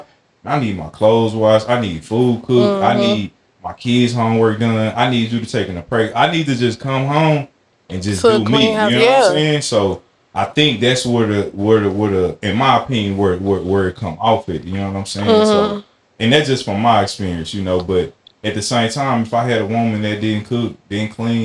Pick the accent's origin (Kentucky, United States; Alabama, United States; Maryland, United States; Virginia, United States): Alabama, United States; I'm from Alabama